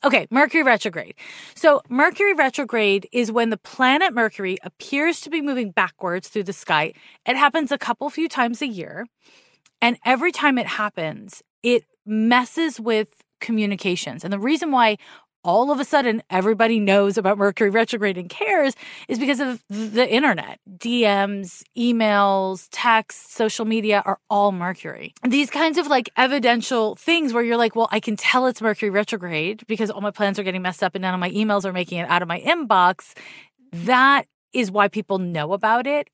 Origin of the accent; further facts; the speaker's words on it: Montreal, Quebec, Canada; now in San Francisco, United States; I was raised in Montreal.